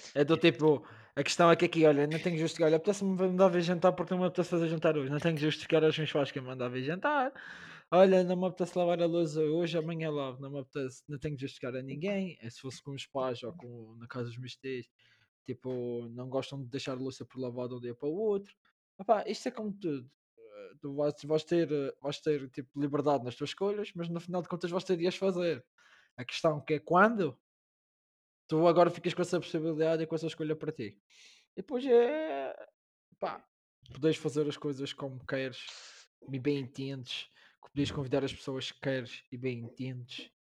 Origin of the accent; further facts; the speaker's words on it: Madeira, Portugal; moved away as an adult; also born or lived in Porto; now in Lisbon, Portugal; saí da Madeira para estudar para o Porto